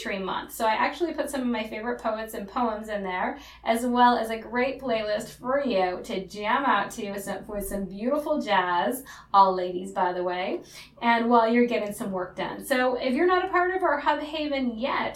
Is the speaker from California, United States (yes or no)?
no; Upper Peninsula of Michigan, United States; moved away; I'm originally from the Upper Peninsula of Michigan